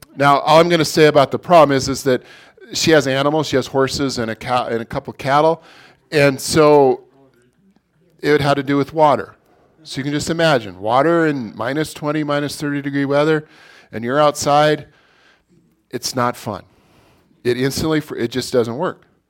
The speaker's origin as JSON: {"language": "English", "region": "Montana", "country": "United States", "tie": "born or raised there", "said": "us native people in Montana"}